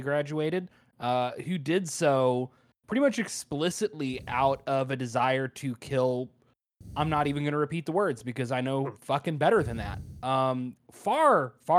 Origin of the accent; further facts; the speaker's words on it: United States; growing up in America